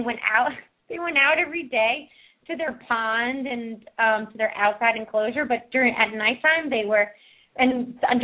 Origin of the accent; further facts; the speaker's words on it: East Coast, United States; moved away; also born or lived in Ojai, California; I grew up in the East Coast